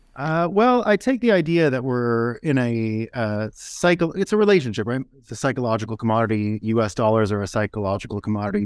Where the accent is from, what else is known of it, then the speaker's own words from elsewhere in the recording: United States; as an American, as Americans